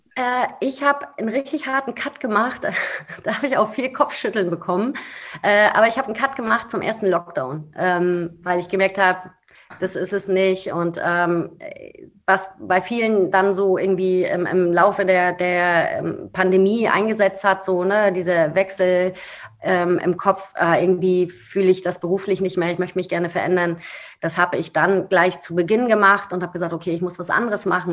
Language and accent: German; Rostock, Mecklenburg-Vorpommern, Germany; moved away as an adult; now in Berlin, Germany; ich bin gebürtige Rostockerin, äh, total glücklich dort gewesen und ähm, habe meine Heimat auch wirklich nur schweren Herzens verlassen